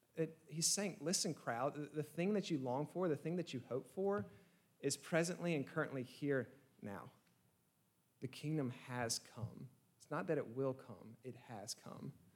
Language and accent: English; Georgia, United States; I'm from Georgia